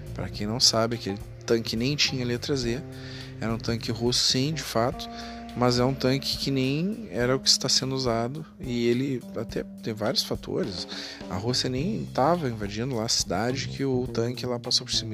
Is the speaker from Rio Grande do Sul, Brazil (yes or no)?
yes; Porto Alegre, Rio Grande do Sul, Brazil; Eu digo pela eleição da minha própria cidade, aqui, eu sou de Porto Alegre.